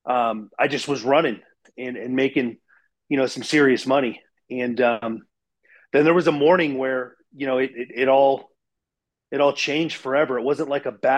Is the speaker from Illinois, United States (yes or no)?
no; Ohio, United States; I grew up in Ohio, and I had Dan the Man's Lawn Service